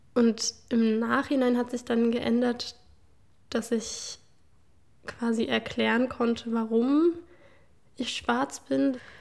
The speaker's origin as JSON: {"language": "German", "town": "Leipzig", "region": "Saxony", "country": "Germany", "said": "woher kommst du, aber wenn ich dann sage Leipzig"}